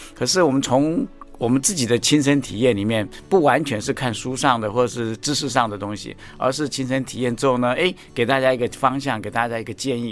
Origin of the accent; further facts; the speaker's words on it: Taiwan; 我们台湾话叫嗲玛嘎